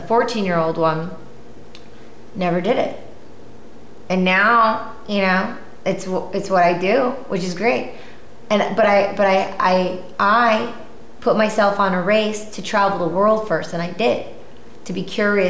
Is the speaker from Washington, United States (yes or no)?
no; Michigan, United States; moved away; growing up in Michigan